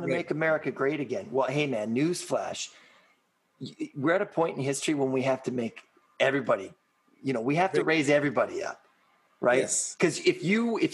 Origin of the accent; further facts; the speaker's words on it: British Columbia, Canada; I'm Canadian and, you know, I'm a Western Canadian. I'm from BC.